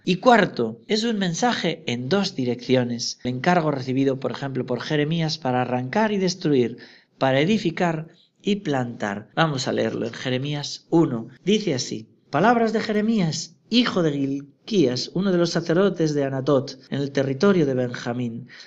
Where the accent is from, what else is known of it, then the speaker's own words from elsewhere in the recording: Navarre, Spain; mi tierra de Navarra